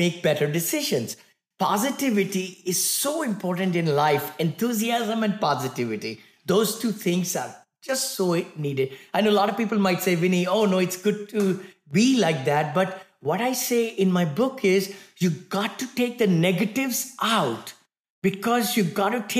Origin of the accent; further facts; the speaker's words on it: India; moved away as an adult; now in United States; I came from India, right? Very humble beginning, six children in the family in one bedroom apartment